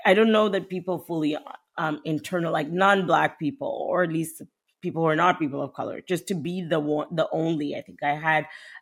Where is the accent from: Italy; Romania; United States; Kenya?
Kenya; moved away as an adult; also born or lived in Canada; born and raised in Kenya